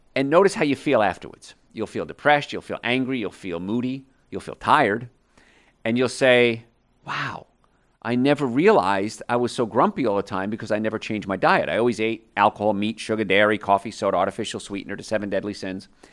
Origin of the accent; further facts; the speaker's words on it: New York, United States; And so I grew up around New York.